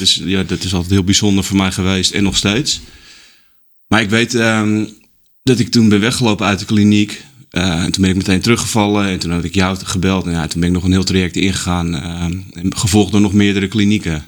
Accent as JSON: {"language": "Dutch", "town": "Haarlem", "region": "North Holland", "country": "Netherlands", "tie": "born or raised there", "said": "ik ben opgegroeid in Haarlem."}